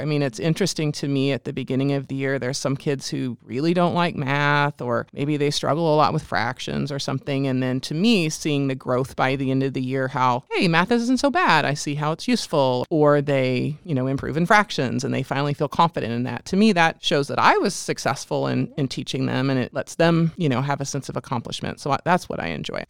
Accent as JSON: {"language": "English", "area": "near Cincinnati, Ohio", "region": "Indiana", "country": "United States", "tie": "born or raised there", "also_born_or_lived": "Bloomington, Indiana", "said": "grew up in Indiana in a small town and went to school K through twelve there"}